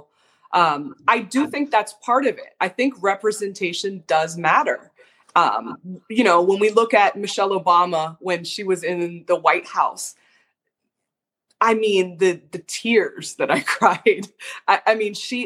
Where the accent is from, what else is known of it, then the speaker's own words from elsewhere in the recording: Canada; I'm from Canada